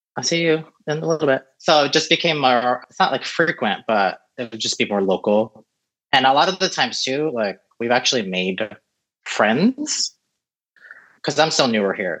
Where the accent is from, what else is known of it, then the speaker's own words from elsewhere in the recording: Florida, United States; also born or lived in San Francisco Bay Area; now in Los Angeles, United States; I was born in the Bay Area, grew up in Florida